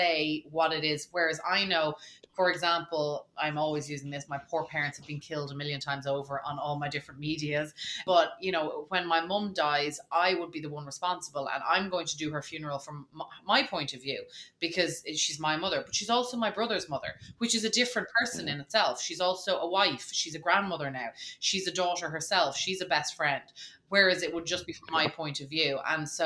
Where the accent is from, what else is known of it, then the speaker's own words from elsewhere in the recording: Dublin, Leinster, Ireland; as an Irish person, you know, I'm from Dublin